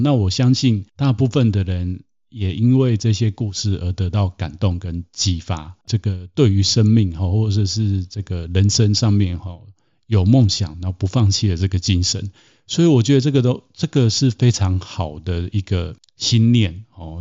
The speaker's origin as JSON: {"language": "Chinese", "country": "Taiwan", "tie": "born or raised there", "said": "我从小是在台湾长大"}